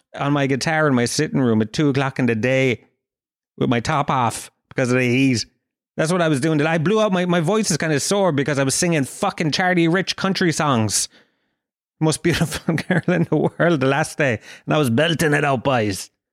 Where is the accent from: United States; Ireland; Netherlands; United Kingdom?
Ireland; Kerry, Munster; I'm from Kerry